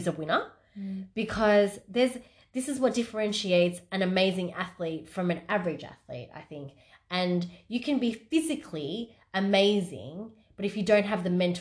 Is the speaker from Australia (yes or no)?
yes; Australia; I'm Aussie.